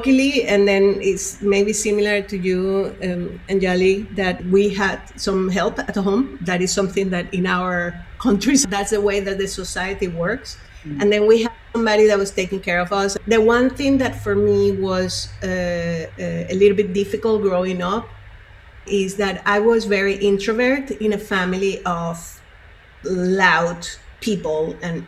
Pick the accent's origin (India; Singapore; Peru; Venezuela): Venezuela; Caracas, Capital District; moved away; I grew up in Venezuela, in Caracas.